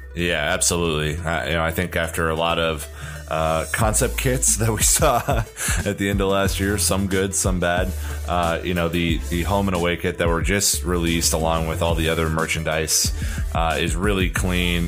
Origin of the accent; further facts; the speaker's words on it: United States; being the American